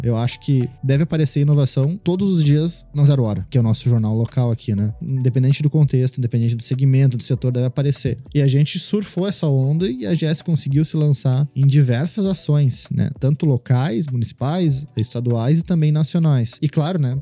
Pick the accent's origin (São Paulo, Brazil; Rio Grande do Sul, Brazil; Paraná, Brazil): Rio Grande do Sul, Brazil; Porto Alegre; desde onde eu vim, na Ilha da Pintada, né? Sou da Ilha uhum. da Pintada. É um bairro de Porto Alegre